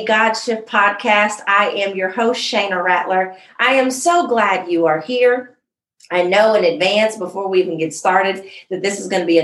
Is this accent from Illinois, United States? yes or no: yes; Jacksonville, Illinois, United States; I was born in Jacksonville, Illinois